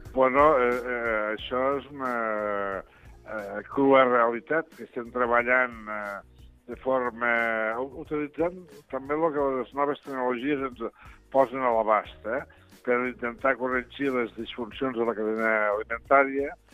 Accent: Lleida, Catalonia, Spain; parlo com a lleidatà

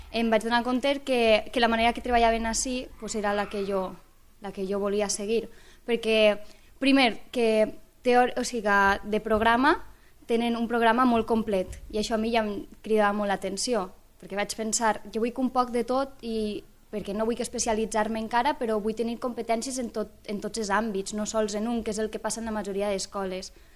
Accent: Benissa, Valencian Community, Spain; moved away as an adult; now in Lleida, Spain; jo vinc d'Alacant, d'un poble d'Alacant, Benissa concretament

